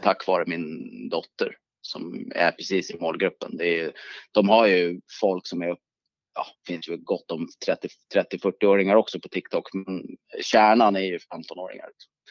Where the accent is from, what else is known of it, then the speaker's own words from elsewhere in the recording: Sweden; also born or lived in New York, United States / United Kingdom; som okänd svensk